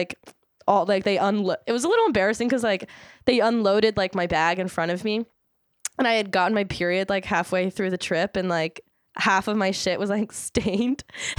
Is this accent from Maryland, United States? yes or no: yes; Maryland, United States; also born or lived in Philadelphia; Well, we're from Maryland, don't we?